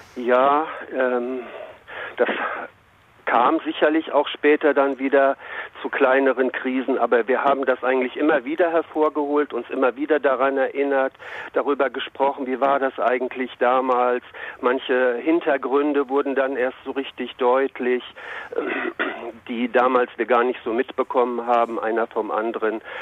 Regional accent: North Rhine-Westphalia, Germany; also born or lived in Hagen; ich komme aus Westfalen

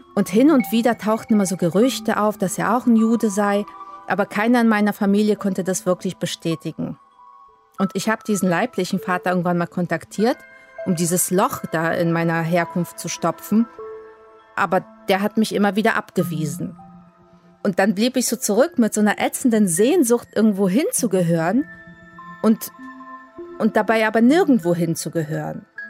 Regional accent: Poland; moved away; aufgewachsen bin ich in Polen als ein ganz normales katholisches Mädchen

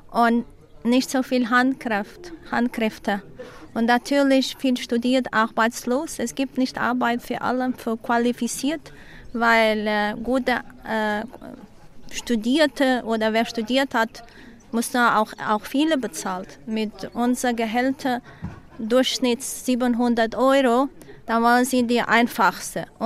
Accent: Madeira, Portugal; born there; German is a second language; Hier, ich bin hier auf Madeira geboren und meine Herz fühlt sich sehr gut hier.

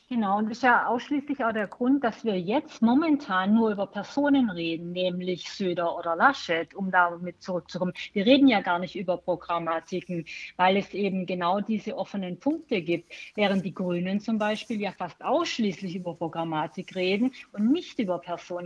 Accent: Baden-Württemberg, Germany; ich komme ja selber aus Baden-Württemberg

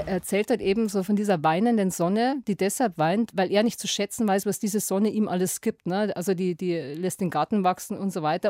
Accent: Lower Bavaria, Germany; in meine niederbayerische Heimat

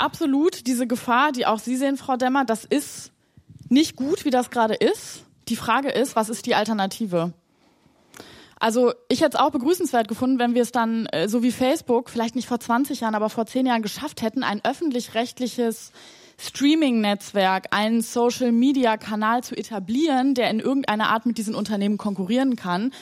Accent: Germany; wir, glaube ich, in Deutschland

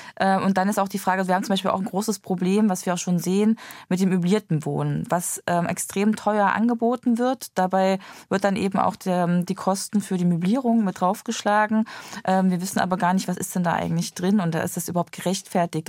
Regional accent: Gera, Thuringia, Germany; in meiner Heimat äh, beobachten, in Gera aus Thüringen

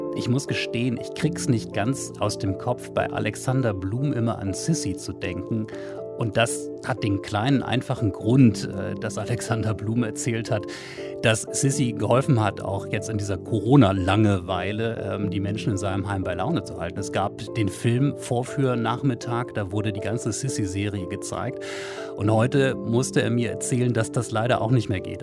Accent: Wolfsburg, Lower Saxony, Germany; meiner Heimatstadt beispielsweise Wolfsburg

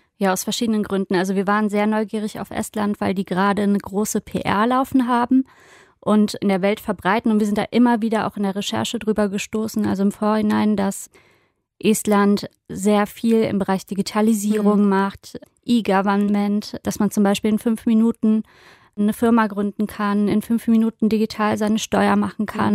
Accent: Rhineland, Germany; für mich gerade als Rheinländerin

